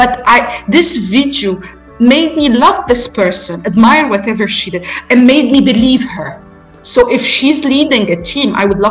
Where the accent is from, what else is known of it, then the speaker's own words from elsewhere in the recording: Egypt; We're traveling from Egypt, young delegation from Egypt, from our university